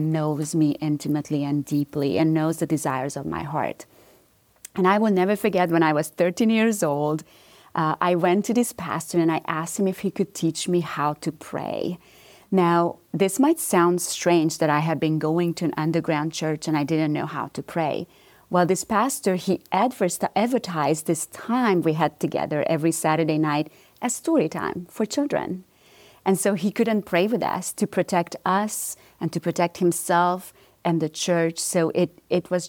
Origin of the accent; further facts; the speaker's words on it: Romania; moved away; Yes, so I am originally from Romania. So this is not a southern accent that everybody's hearing here. but growing up in Romania